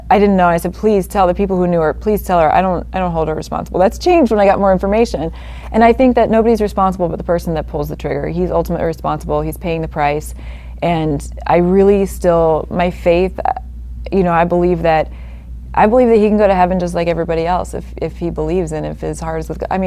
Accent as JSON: {"language": "English", "region": "Oregon", "country": "United States", "tie": "born or raised there", "also_born_or_lived": "Wisconsin / Long Beach / San Diego", "moved": "yes", "said": "I grew up in Oregon."}